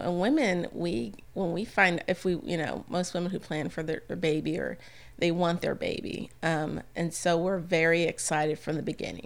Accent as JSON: {"language": "English", "town": "San Antonio", "region": "Texas", "country": "United States", "moved": "as an adult", "lives_now": "Bossier City, United States", "said": "I'm from San Antonio"}